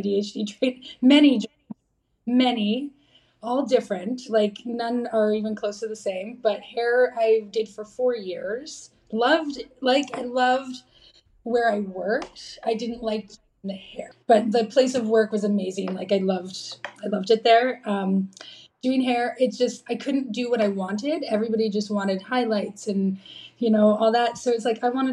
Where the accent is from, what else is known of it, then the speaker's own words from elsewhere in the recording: Dryden, Ontario, Canada; I grew up in Dryden, Ontario.